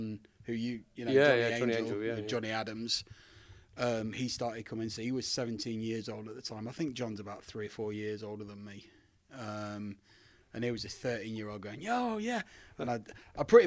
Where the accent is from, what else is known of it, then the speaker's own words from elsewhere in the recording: Bridlington, Yorkshire and the Humber, United Kingdom; also born or lived in Scunthorpe; Bridlington, which is where I did primarily grow up, but I was born in Scunthorpe